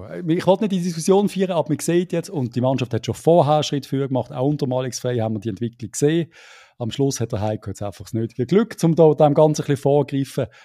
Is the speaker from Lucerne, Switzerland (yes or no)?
yes; Lucerne, Switzerland; da würde mir die Gallen raufkommen als Luzerner.